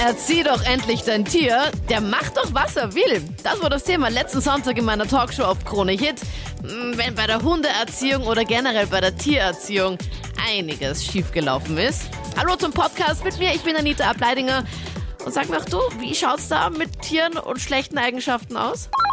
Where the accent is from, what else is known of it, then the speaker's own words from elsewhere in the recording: Wels, Upper Austria, Austria; bei uns in Wels